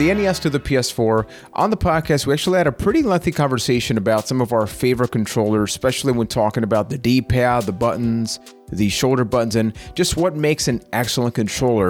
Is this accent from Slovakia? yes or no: no; Puerto Rico; I am from Puerto Rico